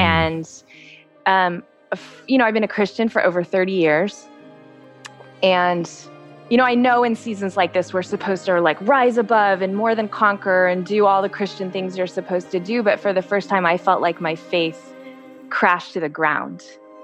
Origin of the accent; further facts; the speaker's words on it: Texas, United States; my cousin Cameron, who, um, I grew up with in Texas